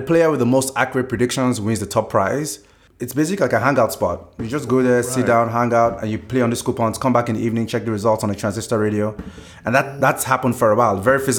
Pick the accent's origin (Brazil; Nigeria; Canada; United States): Nigeria; at least for when I was growing up in Nigeria.